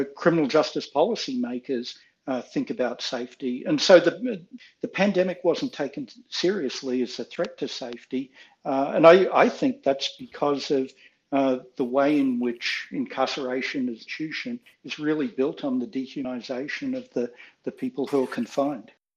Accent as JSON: {"language": "English", "country": "Australia", "moved": "as an adult", "lives_now": "United States", "said": "living as an Australian in the United States uh, in graduate school"}